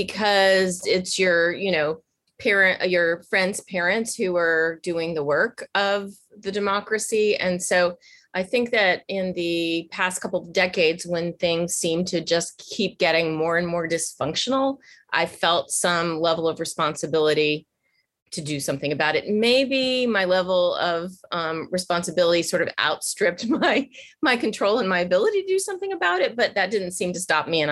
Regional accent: Washington, District of Columbia, United States; moved away; growing up in Washington at the time, many, many years ago

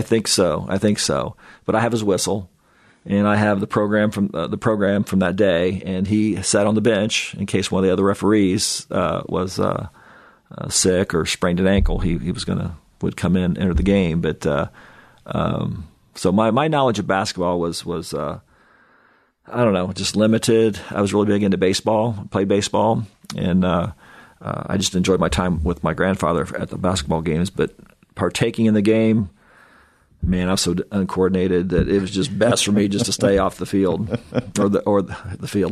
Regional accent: Kokomo, Indiana, United States; growing up in Kokomo was awesome

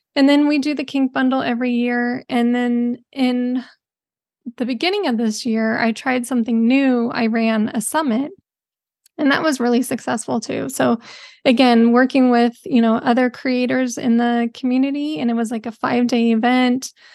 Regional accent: Bay Area, California, United States; I'm from the Bay Area

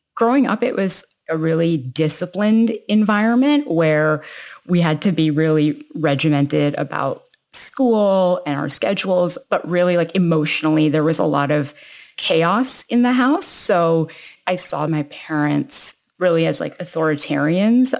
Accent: Toronto, Ontario, Canada; I was born in Toronto, Canada, and that's where I was raised

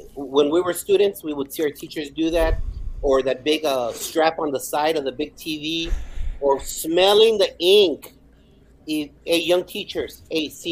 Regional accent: El Paso, Texas, United States; English is a second language; also born or lived in Ciudad Juarez, Chihuahua, Mexico; now in Garland, United States; I was born in Ciudad Juarez, Chihuahua, Mexico, and my mom immigrated our family to El Paso, Texas. I've been an El Pasoan for the majority of my life

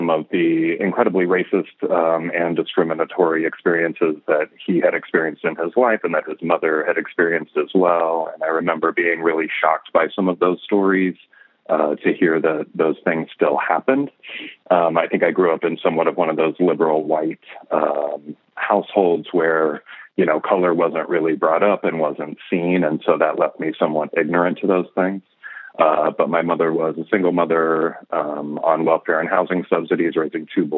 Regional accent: Pacific Northwest, United States; now in Brooklyn, United States; I grew up in the Pacific Northwest and was born there.

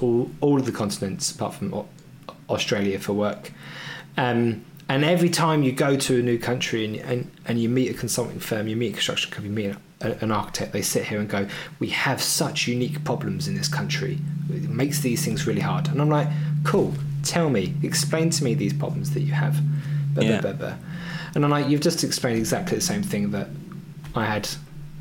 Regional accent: United Kingdom; moved away as an adult; I'm always going to go back to my home country where my friends and family are.

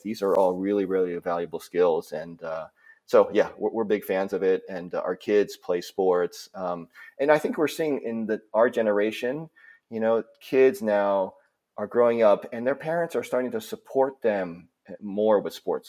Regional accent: East Coast, United States; also born or lived in Minnesota; So, I was born in Minnesota, but only lived there for a, a year and then moved to the East Coast, uh, moved to, um, Delaware, Maryland, Pennsylvania area

